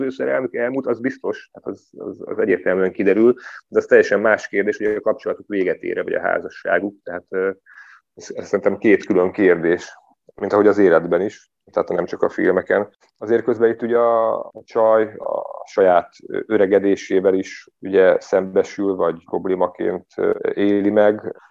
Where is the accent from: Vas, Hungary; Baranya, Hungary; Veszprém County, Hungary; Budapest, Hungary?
Budapest, Hungary; moved away as an adult; now in Szigetmonostor, Hungary; Budapesten születtem, ott is éltem több mint 30 éven keresztül, és akkor Szigetmonostorra költöztem a Szentendrei szigetre